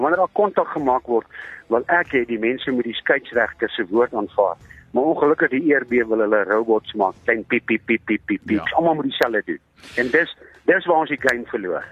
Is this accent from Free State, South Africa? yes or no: no; East Rand, Gauteng, South Africa; ek is van die Oosrand